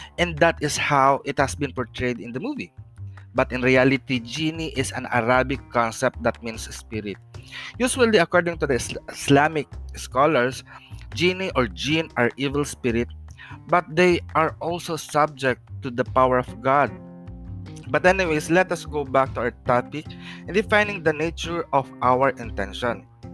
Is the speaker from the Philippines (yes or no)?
yes; Philippines; the Philippines, my hometown